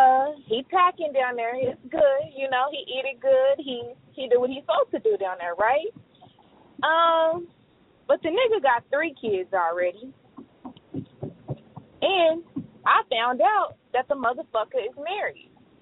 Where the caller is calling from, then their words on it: Tulsa, Oklahoma, United States; I'm from Tulsa, Oklahoma. And I listen to you guys all the time.